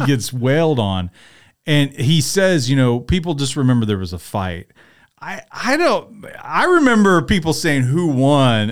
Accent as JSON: {"language": "English", "town": "Tuscaloosa", "region": "Alabama", "country": "United States", "said": "I'm from Tuscaloosa"}